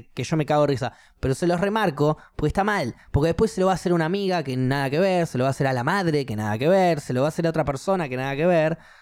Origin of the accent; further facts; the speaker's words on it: Argentina; yo soy cristiano eh, argentino